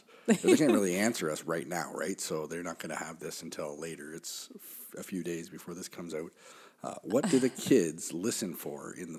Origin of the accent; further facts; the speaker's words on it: Canada; We're Canadian.